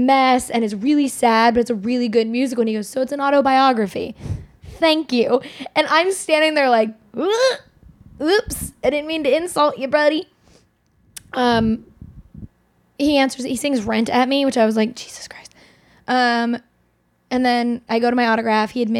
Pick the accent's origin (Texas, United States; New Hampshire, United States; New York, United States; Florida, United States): New York, United States; we're both from New York